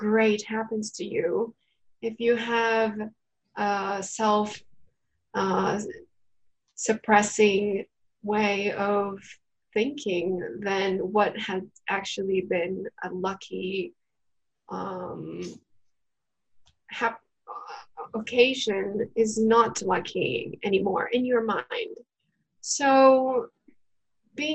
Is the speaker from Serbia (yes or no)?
no; Japan; I was born in Japan